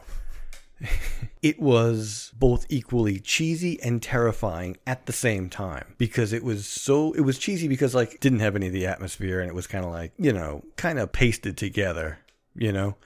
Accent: New York City, New York, United States; we live in Queens. We're from Queens

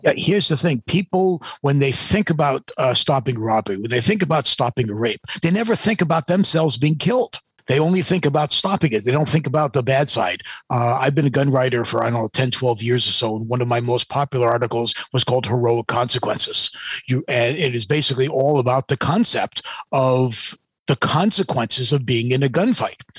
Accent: New Hampshire, United States; I grew up in New Hampshire.

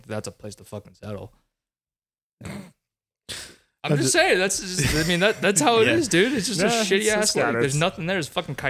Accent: East Coast, United States; Hey, I grew up on the East Coast where everything's fucking green.

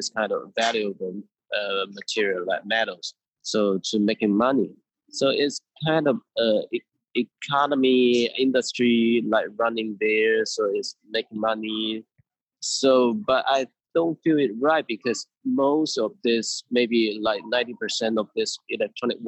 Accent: Shantou, Guangdong, China; first language Teochew; English is a second language; moved away; I went back home to my hometown, like Shantou in Guangdong province.

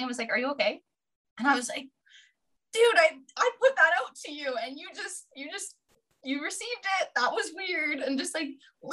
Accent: Vancouver Island, British Columbia, Canada; also born or lived in Victoria; I decided to move back to my hometown

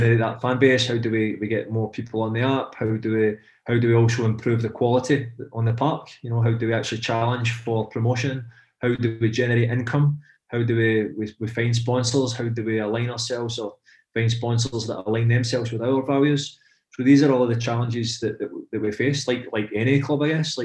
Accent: Glasgow, Scotland, United Kingdom; moved away as an adult; now in Paris, France; I'm from Pollock, from Glasgow, I live in Paris

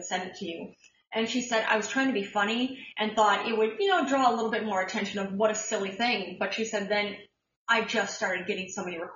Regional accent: Bowling Green, Ohio, United States; I grew up in Bowling Green, Ohio.

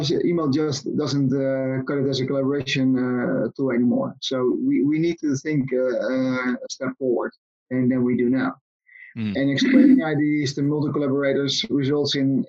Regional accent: Netherlands; I am from the Netherlands

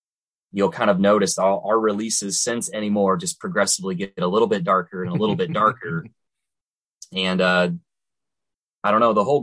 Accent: Missouri, United States; we're all from Missouri

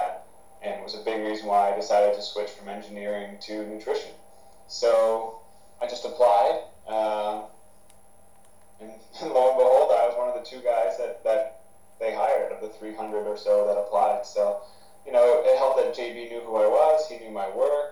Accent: Maine, United States; starting my own Cressy Performance essentially in Maine, in my home state

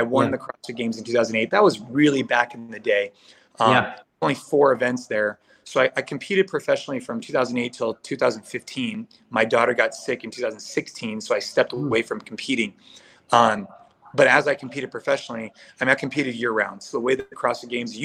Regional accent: Bay Area, California, United States; I grew up here in the Bay Area. So I'm in California

